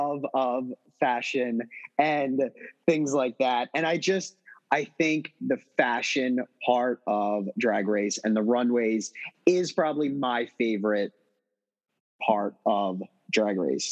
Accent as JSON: {"language": "English", "area": "outside Philadelphia", "region": "Pennsylvania", "country": "United States", "tie": "born or raised there", "said": "growing up outside Philadelphia, Pennsylvania"}